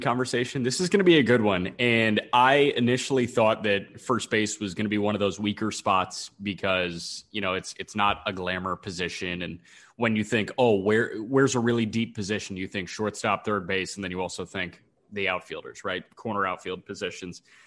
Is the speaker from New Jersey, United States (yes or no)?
no; Chicago, Illinois, United States; as a Chicagoan